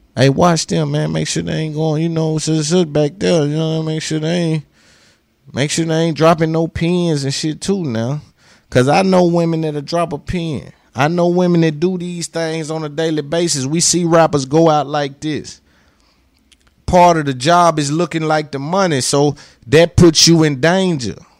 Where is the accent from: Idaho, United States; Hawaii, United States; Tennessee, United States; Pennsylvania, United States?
Tennessee, United States; Nashville; accent: twang; 'cause I'm from Cashville, I'm from Tennessee